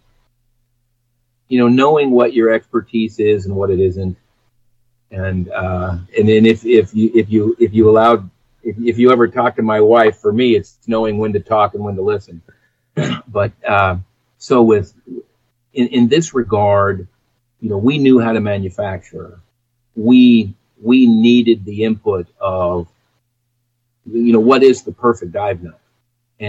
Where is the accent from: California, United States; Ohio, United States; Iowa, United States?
California, United States; San Diego; growing up in San Diego, I was a diver